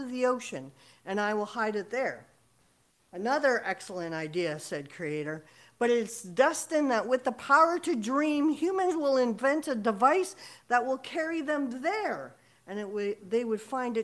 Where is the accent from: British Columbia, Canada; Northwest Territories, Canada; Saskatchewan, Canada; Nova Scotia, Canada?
Saskatchewan, Canada; moved away; I'm originally from Saskatchewan and registered at Yellow Quill First Nation